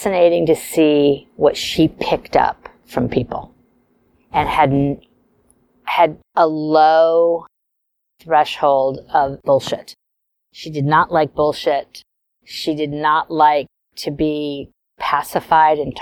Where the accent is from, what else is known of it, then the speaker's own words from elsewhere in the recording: Beverly Hills, California, United States; I grew up in Beverly Hills.